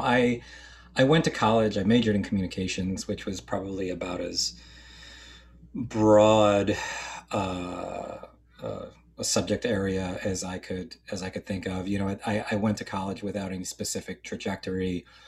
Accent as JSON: {"language": "English", "region": "central northern New Jersey", "country": "United States", "tie": "born or raised there", "also_born_or_lived": "Philadelphia", "moved": "as an adult", "said": "I grew up in kind of central northern New Jersey"}